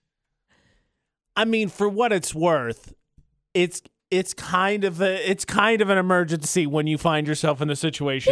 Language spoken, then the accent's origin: English; Indiana, United States; moved away; my home state of Indiana